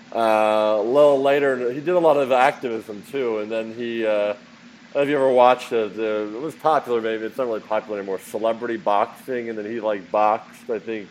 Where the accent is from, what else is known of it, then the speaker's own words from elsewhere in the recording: Philadelphia, Pennsylvania, United States; moved away; I'm from Philadelphia originally